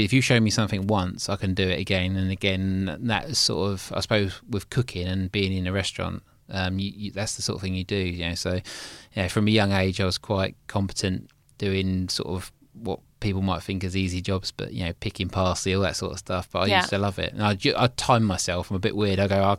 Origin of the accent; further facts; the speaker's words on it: Snodland, South East England, United Kingdom; because we grew up in just outside Mason, a place called Snodland. It's a little village, well, it was a village, now it's a town.